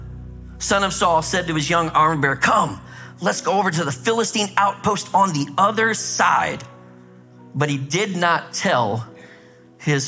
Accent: Minnesota, United States; I grew up in Minnesota where it's like really cold.

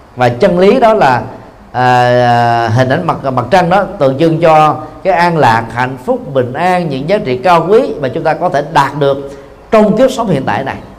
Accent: Vietnam; người Việt Nam chúng ta

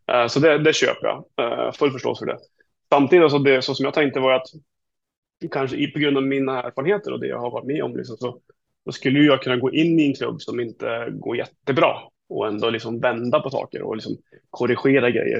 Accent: Sweden; jag som är svensk. Jag bor inte där.

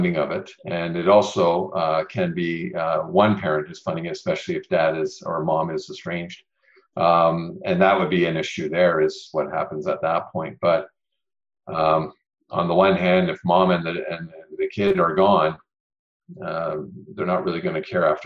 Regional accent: Ontario, Canada; I'm from Ontario.

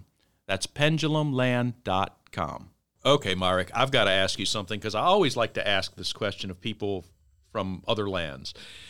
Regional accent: Virginia, United States; Virginia, which is my home state, where I'm sitting right now

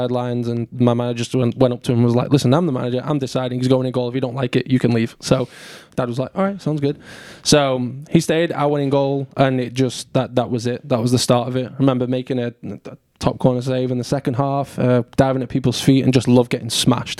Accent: Southport, North West England, United Kingdom; moved away as an adult; now in Chattanooga, United States; I grew up in a little town called Southport, northwest of England, just north of Liverpool, about an hour west of Manchester.

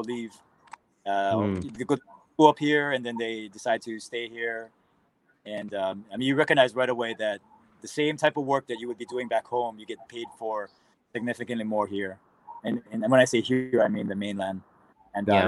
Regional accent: Aiea, Hawaii, United States; I grew up in Oahu, in Hawaii, a city named Aiea, which is fairly close to Pearl Harbor.

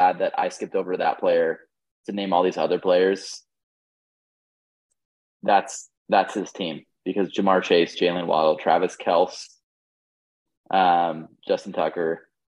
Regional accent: England, United Kingdom; I'm English

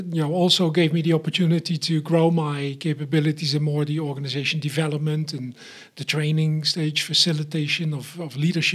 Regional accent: Eindhoven, North Brabant, Netherlands; moved away as an adult; also born or lived in Munich, Germany; So, I was born in the Netherlands, in Eindhoven, so around Philipstown is what we called it there, the town of lights for the Netherlands.

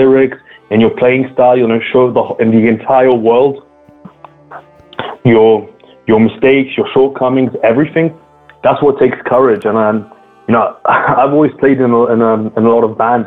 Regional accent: London, United Kingdom; first language English; also born or lived in Scotland; now in France; despite me being in France, English is my mother tongue. I grew up in the UK, in London especially, and for a time in Scotland as well.

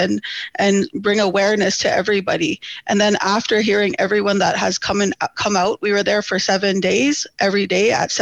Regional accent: Enoch, Alberta, Canada; also born or lived in Edmonton, Alberta; I'm from Enoch

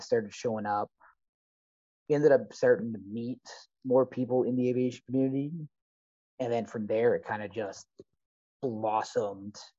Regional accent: Essex County, Southern Ontario, Canada; moved away as an adult; also born or lived in Windsor / Red Lake; growing up in Southern Ontario, growing up in Essex County, I grew up in the county itself

